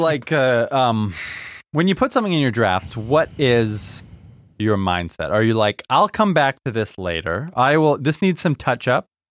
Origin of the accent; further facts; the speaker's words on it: Vancouver, British Columbia, Canada; my hometown